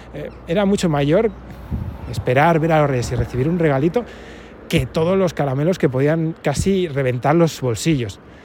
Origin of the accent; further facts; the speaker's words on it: Palencia, Castile and León, Spain; mi ciudad natal, Palencia